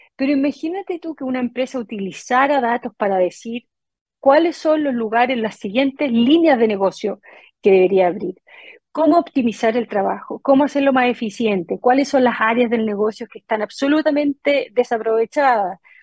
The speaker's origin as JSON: {"language": "Spanish", "country": "Chile", "also_born_or_lived": "United States", "moved": "as an adult", "said": "23 años que, que me fui de Chile"}